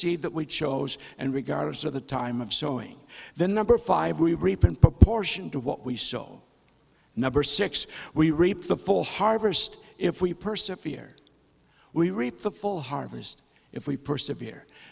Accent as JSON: {"language": "English", "region": "North Dakota", "country": "United States", "tie": "born or raised there", "said": "I was born and raised in North Dakota"}